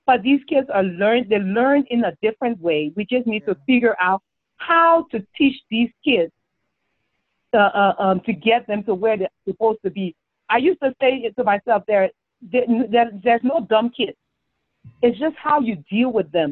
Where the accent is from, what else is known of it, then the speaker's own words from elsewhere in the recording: Liberia; moved away; our growing up in Liberia